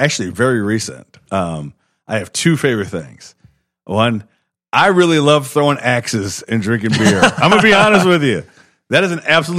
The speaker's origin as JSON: {"language": "English", "town": "Chicago", "region": "Illinois", "country": "United States", "moved": "yes", "lives_now": "Milwaukee, United States", "said": "I'm from Chicago, man."}